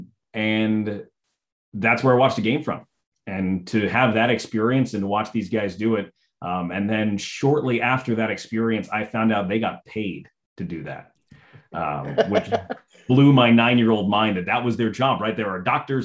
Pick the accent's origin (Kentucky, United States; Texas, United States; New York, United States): New York, United States; New York City; I grew up around New York City